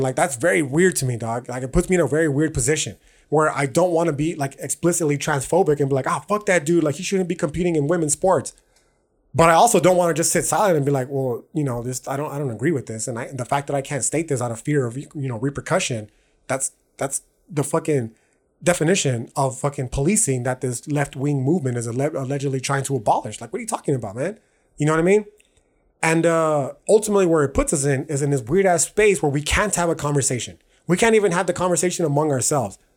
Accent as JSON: {"language": "English", "country": "United States", "tie": "born or raised there", "said": "I was born in America, I can have Mexican citizenship"}